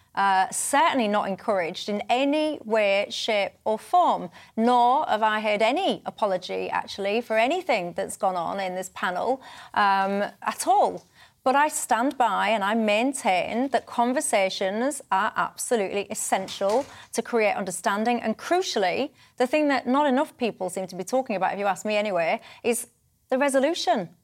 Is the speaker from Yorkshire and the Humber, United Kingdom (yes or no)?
yes; Hull, Yorkshire and the Humber, United Kingdom; I'm from Hull.